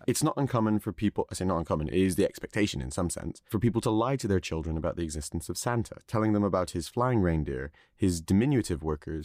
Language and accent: English; Netherlands; I was born in Holland